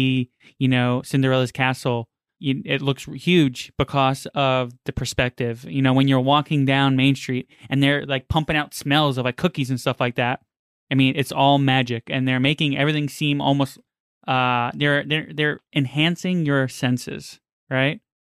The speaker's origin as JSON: {"language": "English", "region": "New York", "country": "United States", "tie": "born or raised there", "said": "even though I've seen snow before and I grew up in snow in New York"}